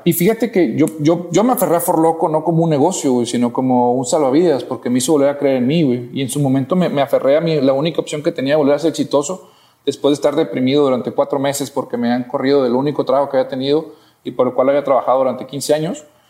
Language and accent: Spanish; Matamoros, Tamaulipas, Mexico; moved away as an adult; now in Monterrey, Mexico; yo soy de Matamoros, Tamaulipas, una ciudad fronteriza